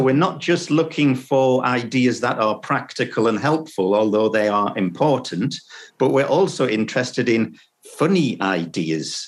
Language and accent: English; Sunderland, North East England, United Kingdom; my hometown, which is in the northeast of England, uh, in Sunderland, it's called